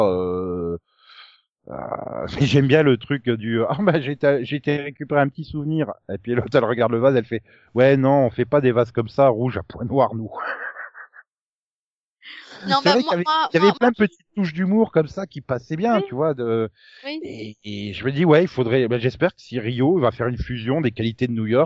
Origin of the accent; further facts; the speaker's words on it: France; Au bout d'un moment, t'en as marre aussi, toi, en tant que française, de cette vision-là.